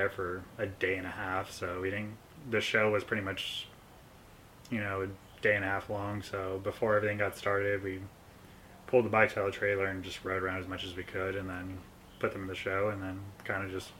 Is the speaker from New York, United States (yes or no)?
no; Fresno, California, United States; So it begins in 1992 when I was born in Fresno.